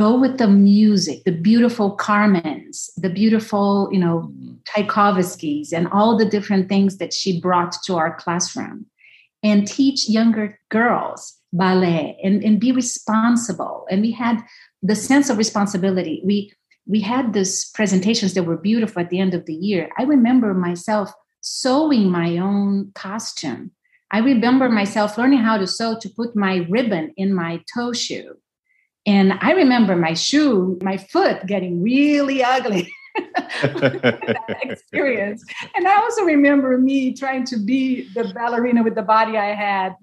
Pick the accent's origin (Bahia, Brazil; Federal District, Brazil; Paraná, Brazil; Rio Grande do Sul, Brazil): Federal District, Brazil; Brasília; also born or lived in São Paulo; I was growing up in Brasilia, so the capital of Brazil, middle of nowhere